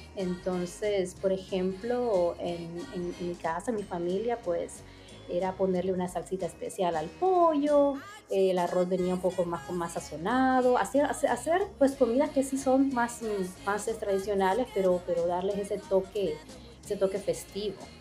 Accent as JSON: {"language": "Spanish", "town": "La Lima", "region": "Cortés", "country": "Honduras", "tie": "born or raised there", "moved": "as an adult", "lives_now": "New York, United States", "said": "yo nací en La Lima y me crié en La Lima"}